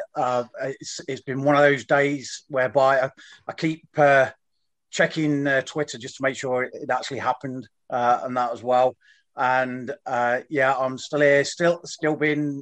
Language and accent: English; Leicester, East Midlands, United Kingdom; moved away as an adult; also born or lived in Goose Bay, Canada; now in Canada; I was born in Leicester, born at the Bond Street Hospital there back in 1970